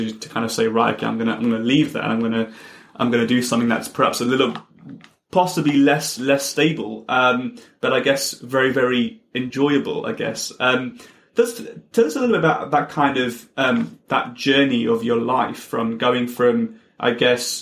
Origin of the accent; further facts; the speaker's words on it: London, United Kingdom; growing up in London, and my brother would take me on the big red double-decker buses